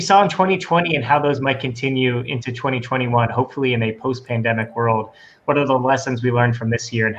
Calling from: Tiburon, California, United States; calling in from Tiburon, California.

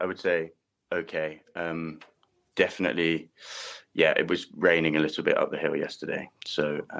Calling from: Champery, Valais, Switzerland; I'm actually in Switzerland at the moment. I'm in Champery in the Hotel Suisse

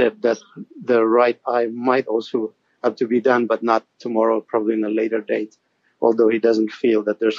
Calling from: Toronto, Ontario, Canada; I'm calling from Toronto in Canada.

